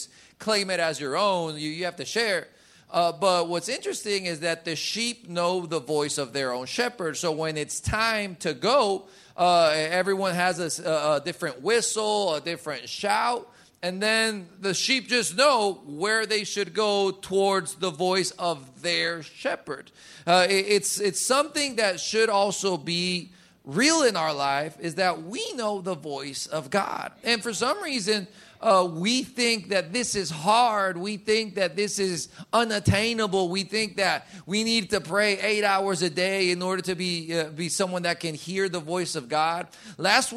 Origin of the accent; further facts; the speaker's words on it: Colombia; moved away; where I grew up in Colombia, if someone said buenas noches, my mom made sure you said buenas noches back.